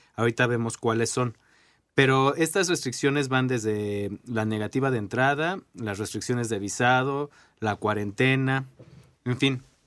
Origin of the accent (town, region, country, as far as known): Mexico